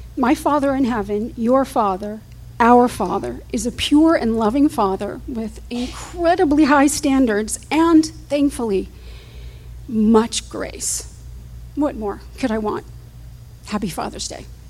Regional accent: Fort Lauderdale, Florida, United States; also born or lived in Houston, Texas; We moved from Houston, Texas, to Fort Lauderdale, where my mother's family lived.

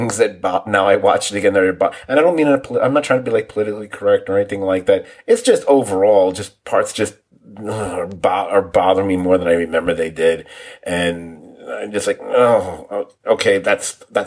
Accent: New York, United States; being a New Yorker

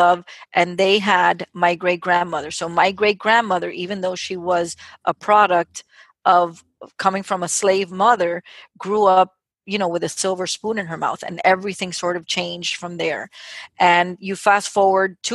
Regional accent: United States; I'm a first generation proud American, born to a Cuban family

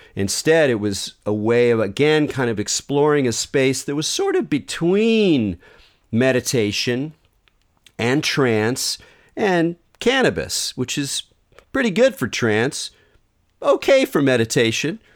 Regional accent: Southern California, United States; I grew up in Southern California

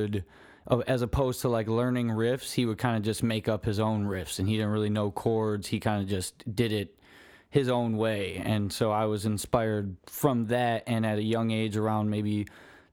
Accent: Cleveland, Ohio, United States; I was as a kid growing up in Cleveland

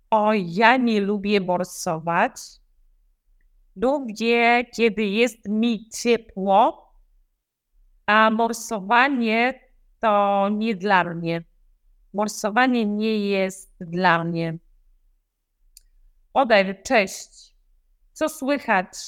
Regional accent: Lębork, Pomeranian Voivodeship, Poland; Ja jestem z Lęborka.

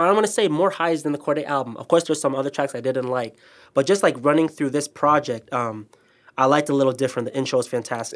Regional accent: Ghana; moved away; Ghana, my hometown

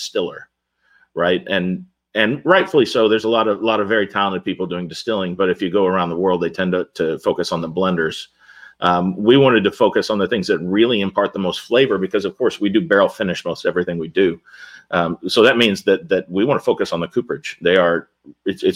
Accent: Louisville, Kentucky, United States; I grew up in Louisville

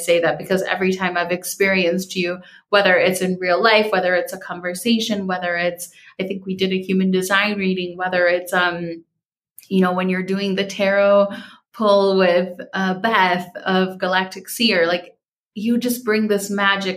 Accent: Minnesota, United States; growing up in Minnesota

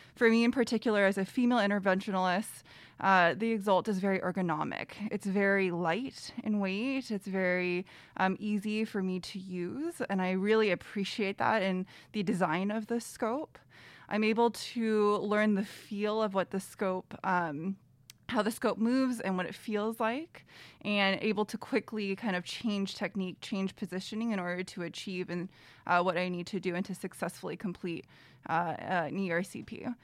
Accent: Bay Area, California, United States; now in Los Angeles, United States; I am from the Bay Area originally

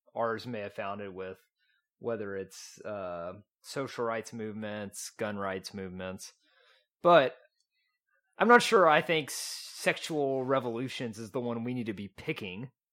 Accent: East Texas, United States; accent: East Texan; I grew up in East Texas.

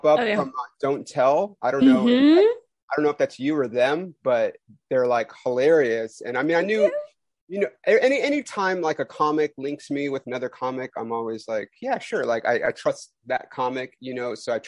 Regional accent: Los Angeles, California, United States; someone like myself who grew up

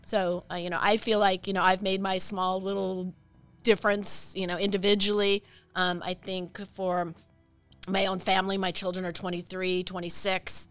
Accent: Idaho, United States; moved away as an adult; also born or lived in Walla Walla, Washington / Arizona; I was born in Idaho, went to college in Washington, moved to Arizona

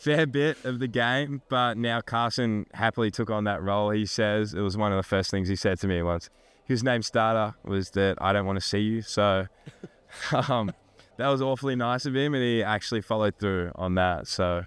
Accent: Australia; moved away as an adult; now in United States; growing up in Australia

